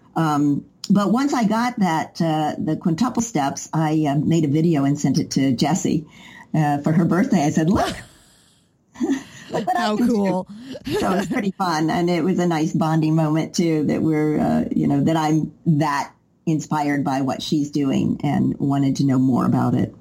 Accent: Knoxville, Tennessee, United States; moved away as an adult; also born or lived in New York; I moved to New York when I was 20 from Knoxville, Tennessee

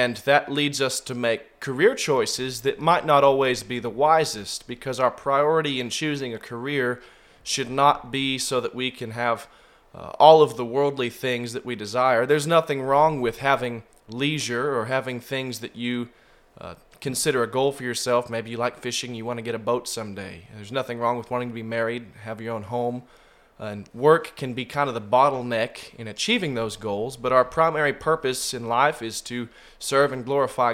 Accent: Oakdale, California, United States; now in Ozark, United States; I'm originally from Oakdale, California, and so people hold that against me.

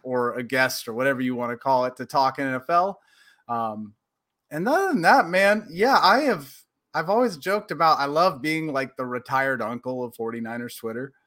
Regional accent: Portland, Oregon, United States; moved away as an adult; also born or lived in Tempe, Arizona; now in Los Angeles, United States; growing up in Portland

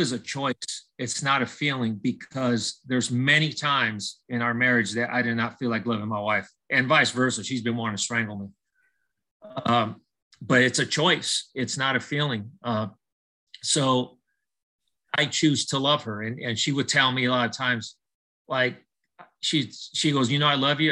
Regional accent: Southern California, United States; I was born and raised in Southern California

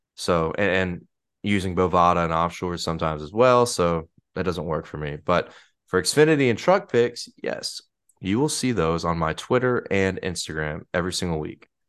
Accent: Mississippi, United States; the great state of Mississippi, the Like heart of America, Mm-hmm. my home state

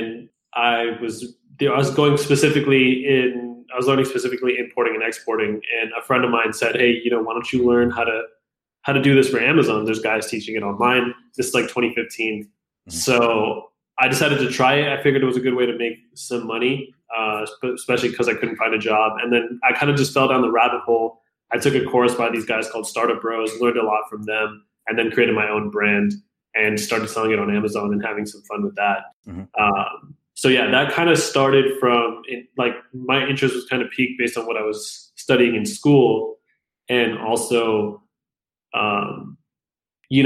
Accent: Fremont, California, United States; also born or lived in Pakistan / Toronto, Canada / Calgary, Canada / Fairfield, California; now in Los Angeles, United States; When I was 10, we moved to a small town called Fairfield in California, which is closer to, it's about an hour north of San Francisco. And then not long after that, we moved to Fremont, California, and that's where I stayed from the time I was about 10 to 22

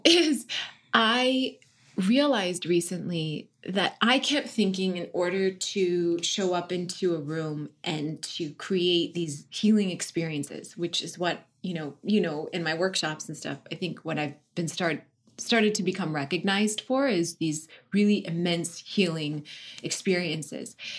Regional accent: North Dakota, United States; moved away as an adult; also born or lived in Washington, D.C.; now in Los Angeles, United States; I grew up in North Dakota and I was raised Catholic, Irish Catholic

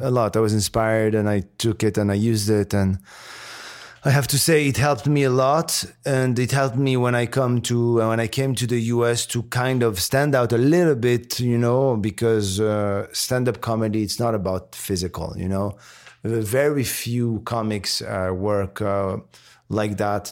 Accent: Morocco; English is a second language; moved away; also born or lived in France; I was born and raised in Morocco before moving to France

